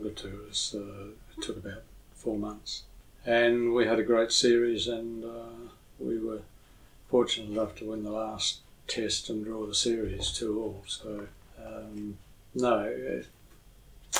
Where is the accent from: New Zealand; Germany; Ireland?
New Zealand; Lower Hutt, Wellington; I was born in Wellington, grew up in Lower Hutt